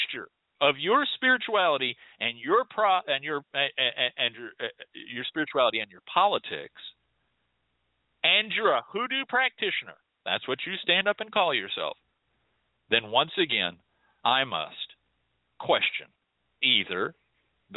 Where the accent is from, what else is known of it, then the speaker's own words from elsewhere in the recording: United States; as Americans